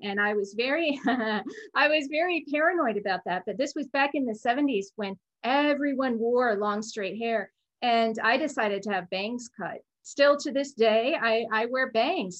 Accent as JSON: {"language": "English", "region": "Oregon", "country": "United States", "tie": "born or raised there", "also_born_or_lived": "Arizona / East Coast", "moved": "yes", "said": "grew up in Oregon"}